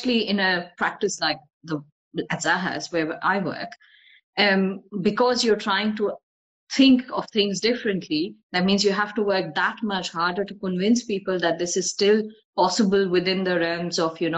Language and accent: English; North India, India; moved away; So I'm ethnically Bengali, but I've grown up in North India.